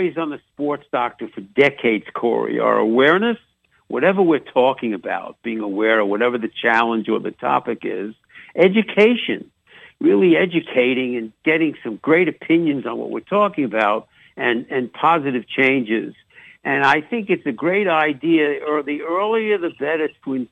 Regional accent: New York, United States; accent: New York; also born or lived in Chicago; mixing in a little on New York accent

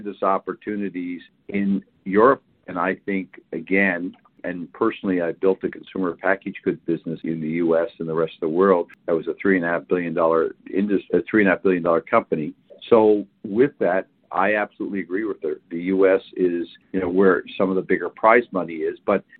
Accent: Canada; I'm Canadian, grew up there

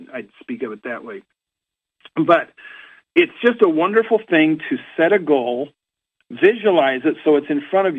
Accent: Orem, Utah, United States; moved away; I'm from Orem originally

